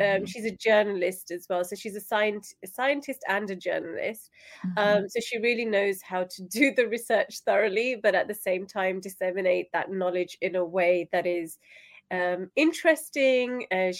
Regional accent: United Kingdom; So I'm in the UK, I'm British Pakistani, I have Pakistani heritage

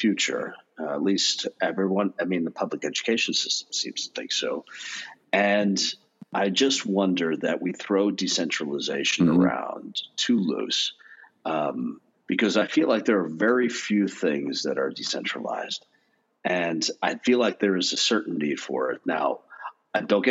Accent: United States; being an American

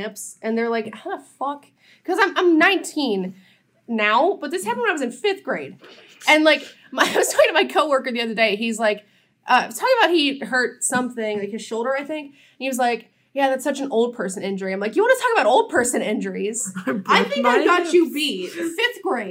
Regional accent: Ohio, United States; we're from Ohio

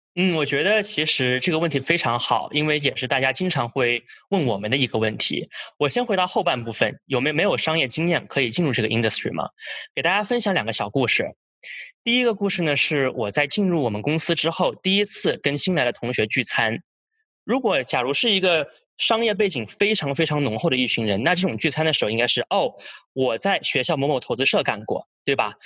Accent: Australia; now in United States; 我是从小是在澳洲长大的

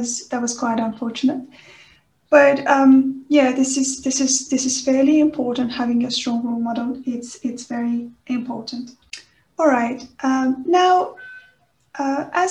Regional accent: Iran; moved away; I was born in Iran, and on the Iranian educational system, doing maths

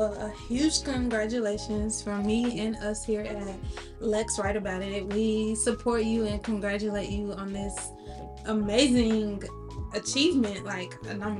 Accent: Dallas, Texas, United States; moved away; we are recording in my hometown, Dallas, Texas.

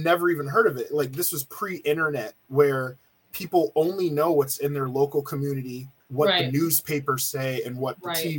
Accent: Nigeria; Nigerian. I'm Nigerian.

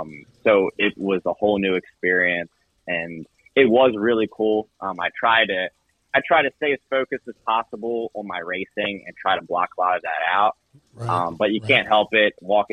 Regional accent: Maryland, United States; also born or lived in Florida; now in Clermont, Florida, United States; I'm from Maryland. That's where I grew up. That's where my entire family is. But I live in Florida.

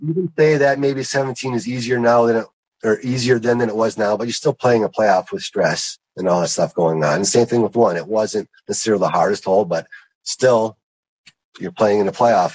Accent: Lake Michigan, Wisconsin, United States; I grew up on Lake Michigan

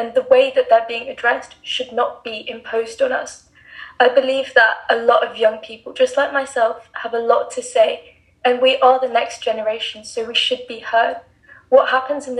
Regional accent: England, United Kingdom; now in Dubai, United Arab Emirates; I'm 17 and I live and study in Dubai, but I was born and raised in England.

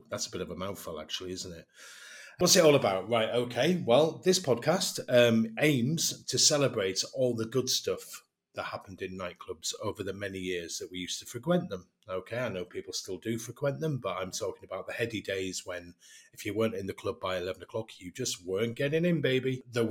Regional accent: England, United Kingdom; accent: English; my English accent

